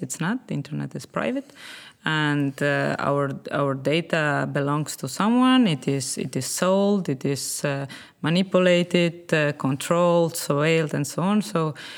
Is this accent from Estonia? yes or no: yes; Estonia; I'm originally from uh, Estonia